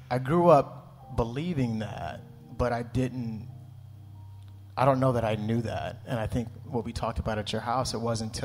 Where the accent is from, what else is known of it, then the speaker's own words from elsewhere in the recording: United States; as a black kid growing up in America